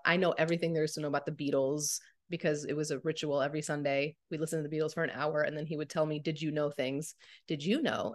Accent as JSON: {"language": "English", "town": "St. Louis", "region": "Missouri", "country": "United States", "tie": "born or raised there", "moved": "as an adult", "lives_now": "Phoenix, United States", "said": "I grew up in Saint Louis"}